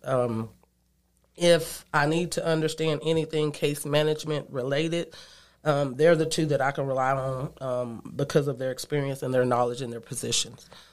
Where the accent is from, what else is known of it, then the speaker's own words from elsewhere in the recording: Andrews, Texas, United States; moved away as an adult; also born or lived in Austin, Texas / Denver, Colorado; I was born and raised in Andrews, Texas